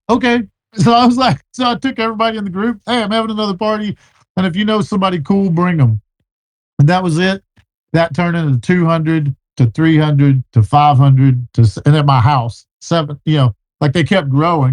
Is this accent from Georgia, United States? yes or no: no; Texas, United States; I'm from Texas